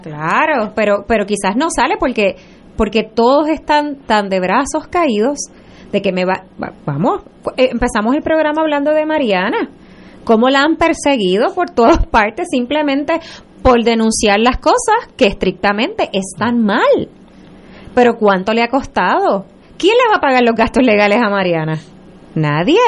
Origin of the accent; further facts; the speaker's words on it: Puerto Rico; como puertorriqueños